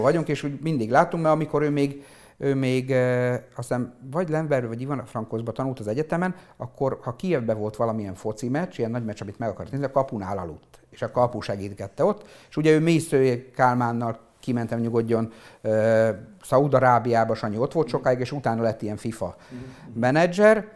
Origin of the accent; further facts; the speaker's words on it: Péterfalva, Zakarpattia Oblast, Ukraine; also born or lived in Visk, Ukraine; mi olyan környezetben nőttünk fel Péterfalván, hogy minden működött.